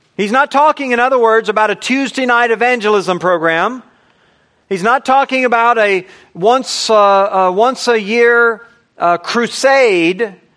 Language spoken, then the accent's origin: English; United States; I'm an American